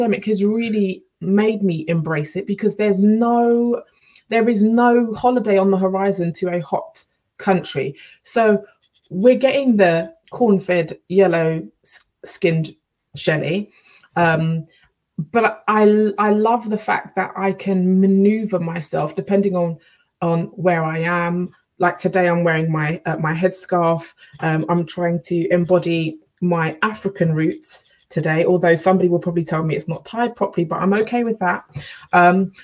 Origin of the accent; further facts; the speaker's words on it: United Kingdom; I'm fiercely proud of being black British with a Caribbean heritage.